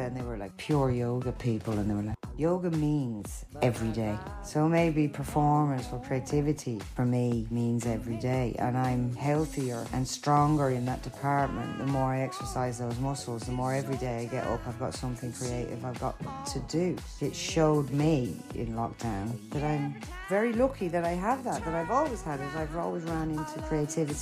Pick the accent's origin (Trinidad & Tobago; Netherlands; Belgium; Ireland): Ireland; now in London, United Kingdom; I'm Irish